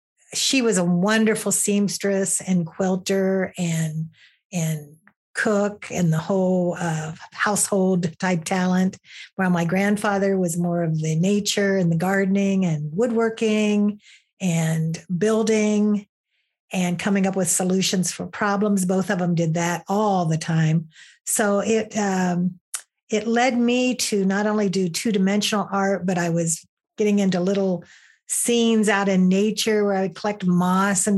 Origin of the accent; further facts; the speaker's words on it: Southern Ohio, United States; moved away as an adult; also born or lived in Michigan; I grew up in Southern Ohio